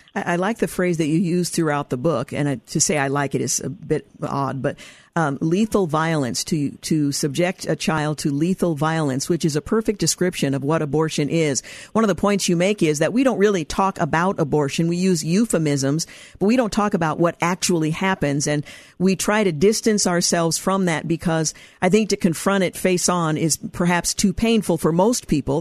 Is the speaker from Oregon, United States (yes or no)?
yes; Oregon, United States; my home state of Oregon